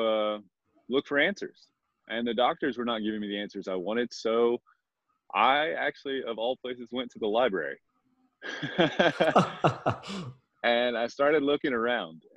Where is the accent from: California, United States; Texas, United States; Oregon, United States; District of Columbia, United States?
Texas, United States; moved away; I grew up in Texas, and a small town in Texas